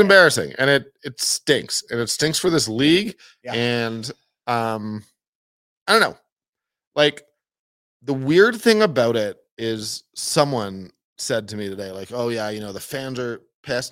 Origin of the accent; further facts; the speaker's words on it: Toronto, Ontario, Canada; moved away; I grew up in Toronto, went to a lot of Jays games as a kid.